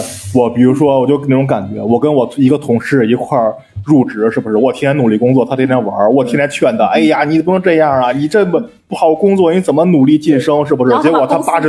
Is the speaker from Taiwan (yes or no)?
no; Northeast China, China; 我们东北寒假长。